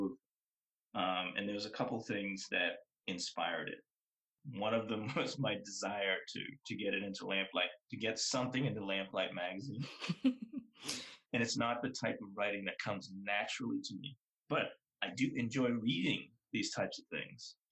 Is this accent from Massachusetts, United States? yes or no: yes; Boston, Massachusetts, United States; the neighborhood I grew up in Boston is called Mattapan